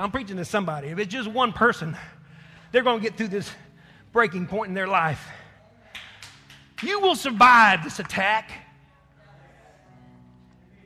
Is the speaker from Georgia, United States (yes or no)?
no; Texas, United States; I'm a Texan